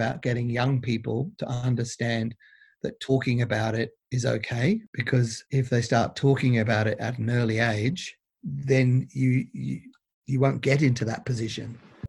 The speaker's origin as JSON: {"language": "English", "country": "Australia", "said": "So we tend to be very good as Aussie blokes."}